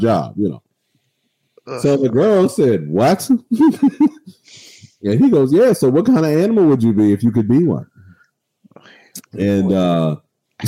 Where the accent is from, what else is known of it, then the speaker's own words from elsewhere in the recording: Waldorf, Maryland, United States; I'm from Charles County. I'm from Waldorf